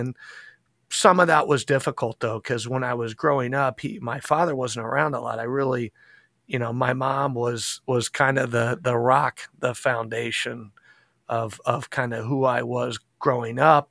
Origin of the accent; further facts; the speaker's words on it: Indianapolis, Indiana, United States; also born or lived in Carmel, Indiana; I was born and raised in Indianapolis, Indiana, right where I'm at now